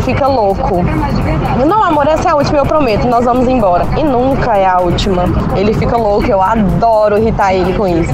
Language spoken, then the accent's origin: Portuguese; São José dos Campos, São Paulo, Brazil; Eu sou de São José dos Campos